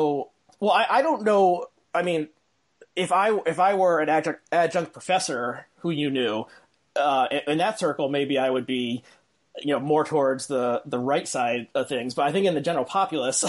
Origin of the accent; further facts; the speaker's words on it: New Jersey, United States; I grew up in New Jersey